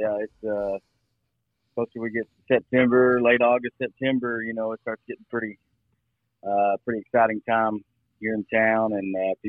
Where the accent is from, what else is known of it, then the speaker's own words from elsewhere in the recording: Booneville, Arkansas, United States; also born or lived in Bald Knob; I was born here, raised here in Boonville